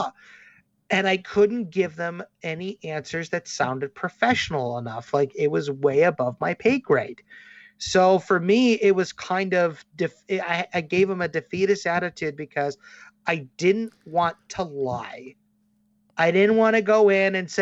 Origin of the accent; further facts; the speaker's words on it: Chicago, Illinois, United States; now in Davenport, United States; I'm originally from Chicago